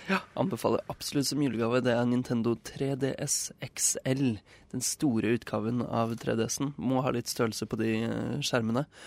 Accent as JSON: {"language": "Norwegian", "town": "Nesodden", "region": "Akershus", "country": "Norway", "also_born_or_lived": "northern Norway", "moved": "yes", "said": "hjemme på Nesodden"}